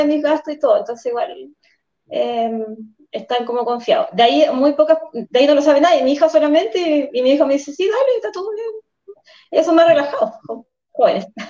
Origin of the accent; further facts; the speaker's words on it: Coyhaique, Aysén, Chile; Yo soy patagona, Coyhaique es mi ciudad natal y aquí trabajo y, vivo